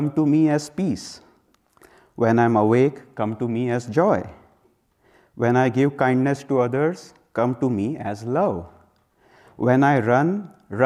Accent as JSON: {"language": "English", "country": "India", "said": "I come from India"}